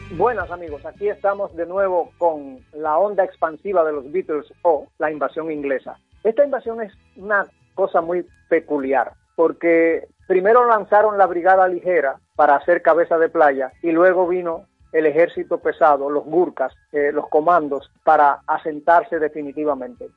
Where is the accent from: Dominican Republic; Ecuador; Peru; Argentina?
Dominican Republic; Santo Domingo; nuestra amada ciudad de Santo Domingo